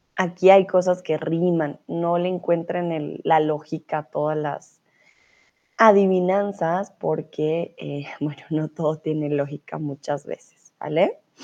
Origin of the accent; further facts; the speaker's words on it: Colombia; soy de Colombia, soy tutora de español aquí en Chatterbox